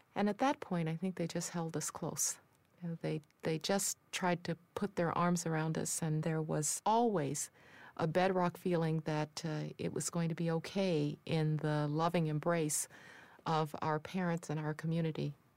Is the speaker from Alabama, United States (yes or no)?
yes; Birmingham, Alabama, United States; I was growing up in Birmingham, Alabama